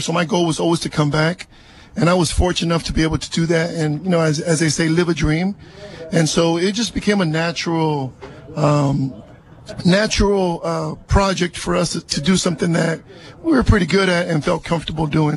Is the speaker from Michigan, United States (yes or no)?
no; Salinas, California, United States; also born or lived in East Los Angeles, California; I was born in East LA, but raised here in East Salinas